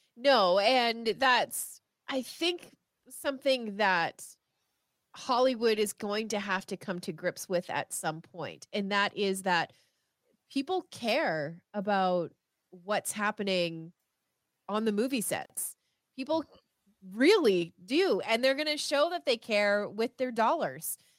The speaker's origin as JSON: {"language": "English", "country": "Canada", "said": "I am Canadian"}